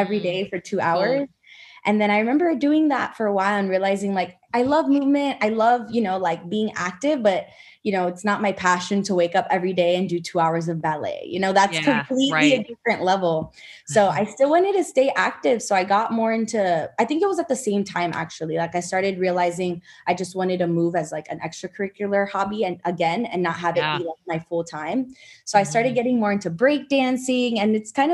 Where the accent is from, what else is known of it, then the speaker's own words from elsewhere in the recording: Miami, Florida, United States; moved away as an adult; now in Austin, United States; I'm actually from South Florida. Yeah, I'm from Miami